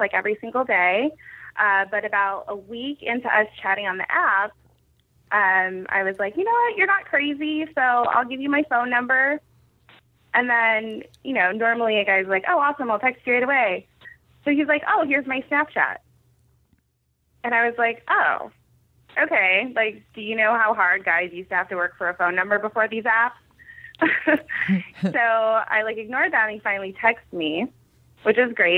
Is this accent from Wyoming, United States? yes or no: no; Edmonds, Washington, United States; I grew up in Edmonds, too.